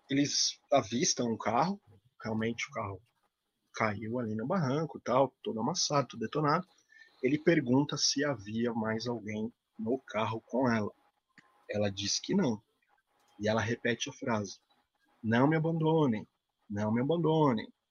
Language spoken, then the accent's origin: Portuguese; Campos do Jordão, São Paulo, Brazil; Eu sou de Campos Jordão, né? É uma cidade de serra, tem uma estrada, muita neblina à noite e tudo mais.